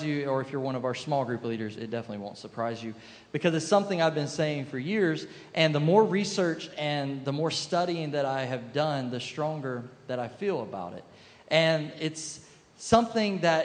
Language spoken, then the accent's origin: English; South Carolina, United States; now in Boca Raton, United States; I grew up in South Carolina